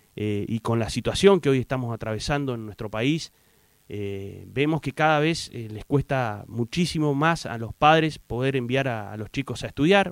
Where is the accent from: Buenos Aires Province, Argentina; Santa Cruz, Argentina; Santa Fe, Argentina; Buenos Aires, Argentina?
Santa Cruz, Argentina; Puerto Deseado; soy nacido en Puerto Deseado